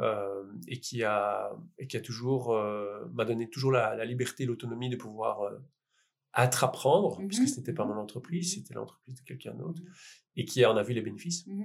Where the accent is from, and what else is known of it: Liège, Wallonia, Belgium